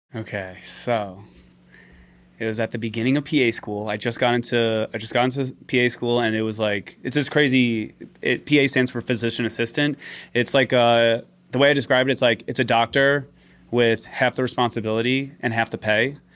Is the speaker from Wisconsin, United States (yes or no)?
no; New York City, New York, United States; also born or lived in London; I'm from Staten Island, Staten Island, New York. Always lived there, born and raised